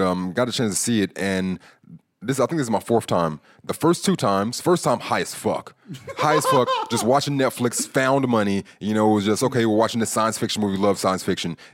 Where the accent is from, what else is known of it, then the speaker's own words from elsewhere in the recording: California, United States; I'm from California